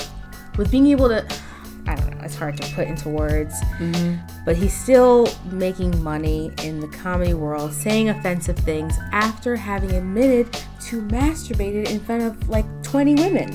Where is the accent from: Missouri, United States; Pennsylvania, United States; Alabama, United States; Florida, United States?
Pennsylvania, United States; Philadelphia; I'm from Philly.